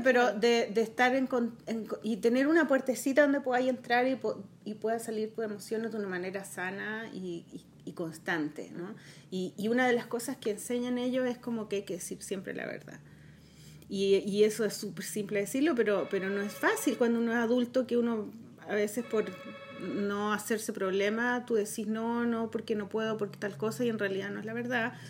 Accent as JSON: {"language": "Spanish", "country": "Chile", "said": "soy chilena"}